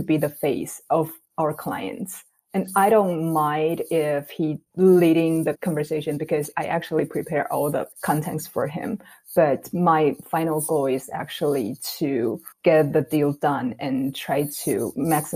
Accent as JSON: {"language": "English", "country": "Taiwan", "tie": "born or raised there", "also_born_or_lived": "Minnesota, United States", "moved": "as an adult", "said": "I'm born and raised in Taiwan, and I went to school in the U.S. for my graduate degree in University of Minnesota"}